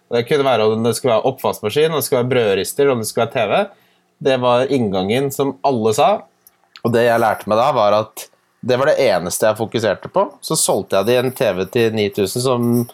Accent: Ski, Akershus, Norway; da jeg vokste opp i Ski

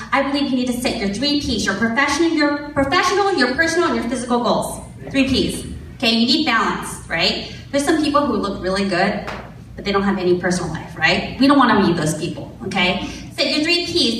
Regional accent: Elk Grove, California, United States; also born or lived in San Francisco; I grew up here in Elk Grove. Not here, this is Rancho, but Elk Grove

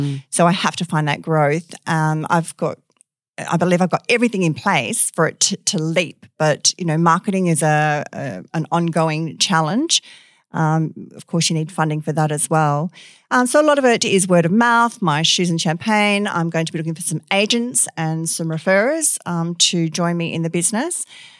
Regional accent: Perth, Western Australia, Australia; I was born and bred. I think I'm one of the rare ones. So, yes, I did all my schooling here, primary school, you know, the little local Catholic primary in Como there, on to St. Pius in Manning

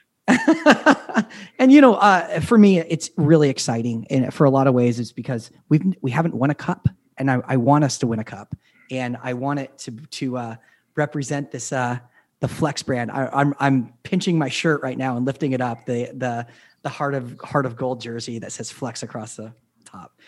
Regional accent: Las Vegas, Nevada, United States; I'm from Las Vegas

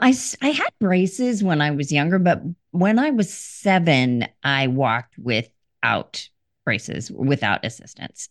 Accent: India; I was born in India

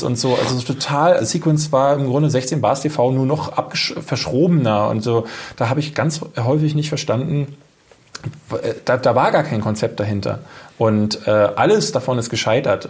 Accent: Berlin, Germany; Ich komme ja aus der Ecke

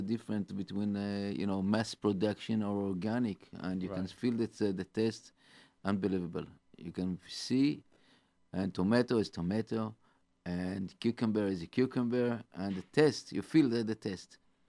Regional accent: Israel; moved away as an adult; now in United States; since we come from Israel

